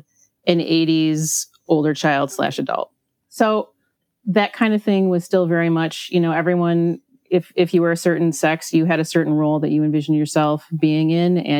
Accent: Midwest, United States; also born or lived in Hawaii; I grew up in the Midwest. I actually was born in Hawaii, and my parents cruelly took me away from there when I was only 6 months old.

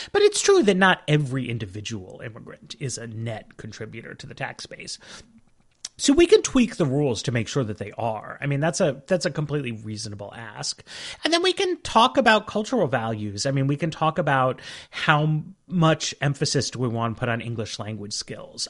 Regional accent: New York, United States; moved away; I grew up in New York

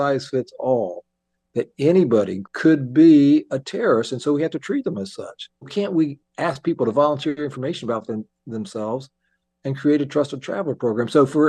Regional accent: Anderson, Indiana, United States; born or raised there

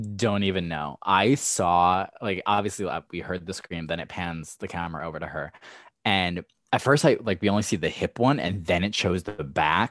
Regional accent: Levittown, United States; I am from Levittown

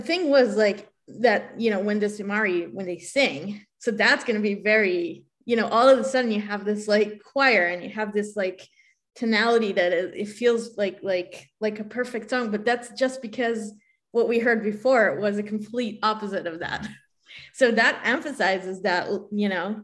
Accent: Israel; moved away; I'm originally from Israel.

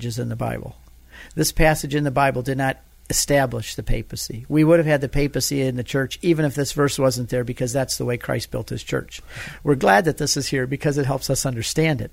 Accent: Michigan, United States; I'm from Michigan. We don't say y'all that way

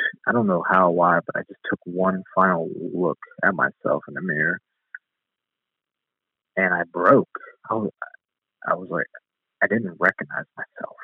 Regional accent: Youngstown, Ohio, United States; my hometown in Youngstown, Ohio

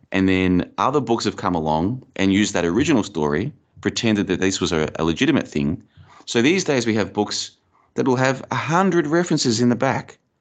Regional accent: Australia; moved away as an adult; also born or lived in Bulgaria; now in Plovdiv, Bulgaria; I grew up in Australia, and I've been overseas now for over four years. I've been living in Bulgaria for about, uh, two and a half years

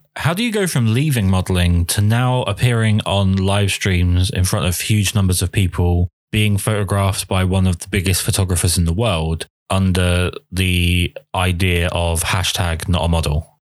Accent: United Kingdom; being a British man

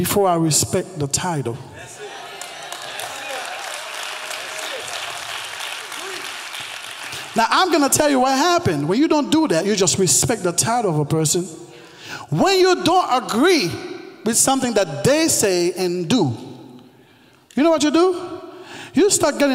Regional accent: Haiti; English is a second language; now in United States; I was born and raised in Haiti

